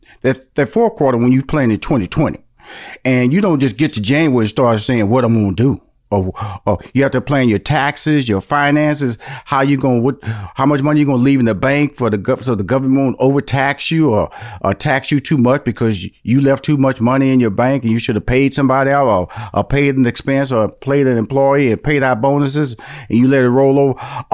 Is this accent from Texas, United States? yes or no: yes; Houston, Texas, United States; I came from Fifth Ward, which is an inner city, and my parents upgraded a little bit, moved to like a bigger version of the inner city.